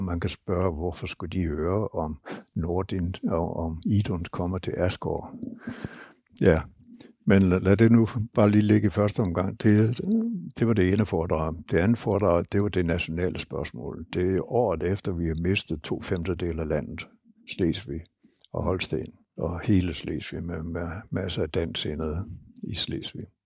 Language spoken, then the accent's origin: Danish; Denmark